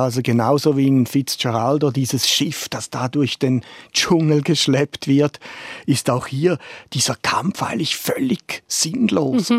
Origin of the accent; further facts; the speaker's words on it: Germany; als Deutscher